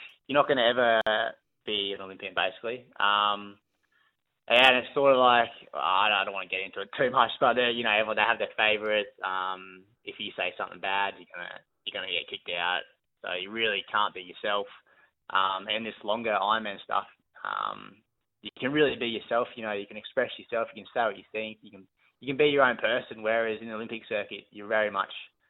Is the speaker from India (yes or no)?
no; Brisbane, Queensland, Australia; Brisbane. My hometown